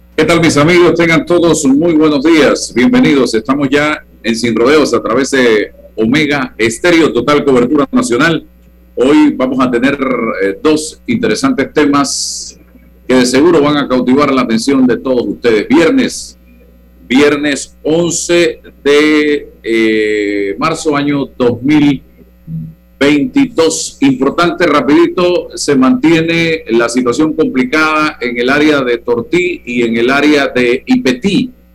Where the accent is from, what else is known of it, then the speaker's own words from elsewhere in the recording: Panama; todos somos panameños